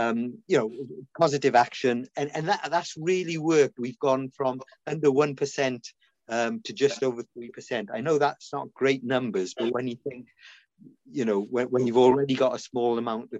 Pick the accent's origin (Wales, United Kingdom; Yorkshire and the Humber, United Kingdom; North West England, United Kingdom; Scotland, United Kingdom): Wales, United Kingdom; Cardiff; born or raised there; also born or lived in India